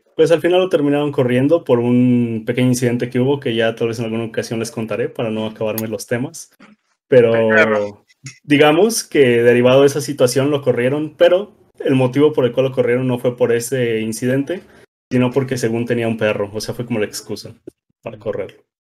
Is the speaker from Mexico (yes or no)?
yes; Rioverde, San Luis Potosí, Mexico; now in Querétaro, Mexico; todos somos de Río Verde, San Luis Potosí